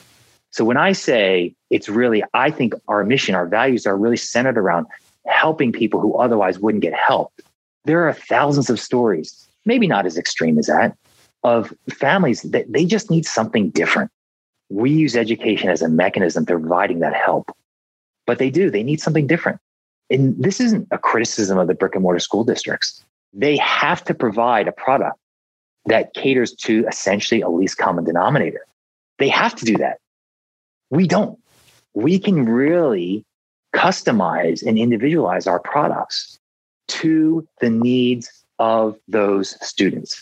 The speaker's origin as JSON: {"language": "English", "town": "Philadelphia", "region": "Pennsylvania", "country": "United States", "tie": "born or raised there", "said": "I grew up in Philadelphia"}